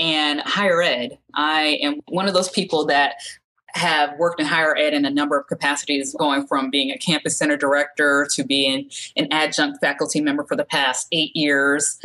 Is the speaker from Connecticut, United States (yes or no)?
yes; Connecticut, United States; now in Georgia, United States; I live in Georgia now, but I'm from Connecticut